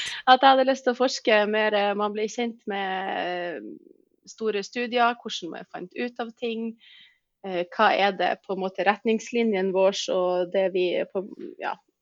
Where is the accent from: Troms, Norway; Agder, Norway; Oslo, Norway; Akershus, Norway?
Troms, Norway; Tromsø; jeg er født og oppvokst i Tromsdal